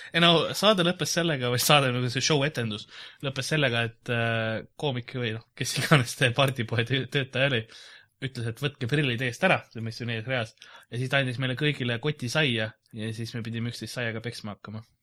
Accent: Lasnamäe, Harju County, Estonia; ma olen Lasnamäelt

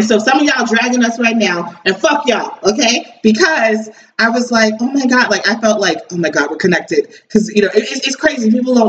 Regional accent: United States; also born or lived in New Jersey; you guys know I'm from New York, New Jersey.

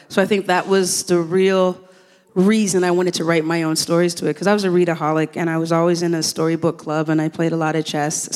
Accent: Toronto, Ontario, Canada; also born or lived in Kingston, Jamaica; I came here when I was six years old

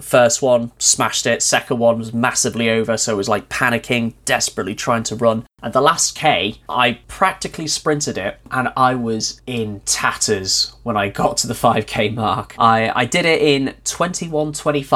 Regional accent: North Wales, United Kingdom; moved away; where I grew up in North Wales

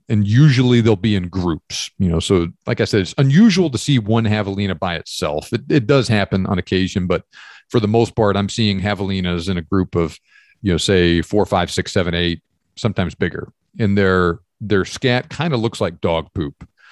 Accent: East Texas, United States; also born or lived in Georgia; I grew up hunting in East Texas

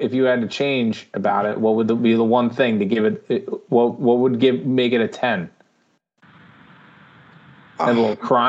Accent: Northeast, United States; we're from the Northeast.

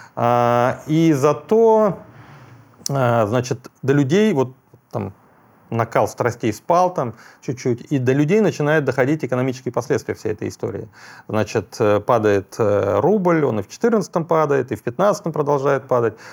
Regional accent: Bashkortostan, Russia; moved away; я же из Башкирии родом и долгие годы там работал

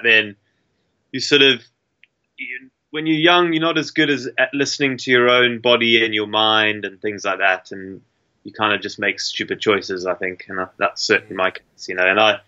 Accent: Zimbabwe; Yeah, I guess growing up as a sort of colonial African, you kind of have an inbuilt need to explore because your forefathers did it from England and all that sort of thing, and in my case England and Ireland.

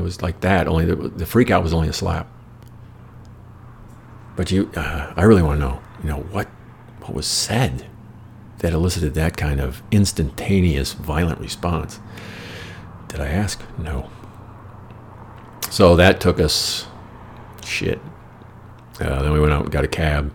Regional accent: United States; I'm from America

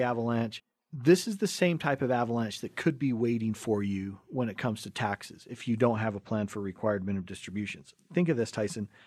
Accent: Cottonwood Heights, Utah, United States; we grew up right here in Cottonwood Heights

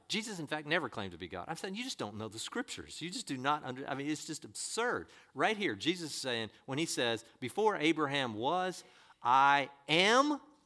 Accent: United States

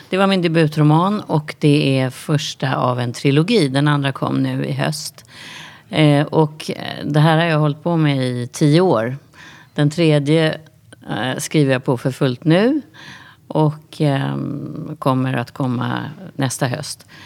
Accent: Västervik, Kalmar County, Sweden; Jag kommer ju från Västervik nu och där var det också så att det var...

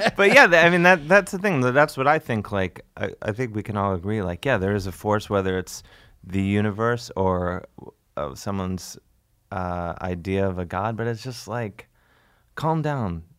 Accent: United States; I'm an American

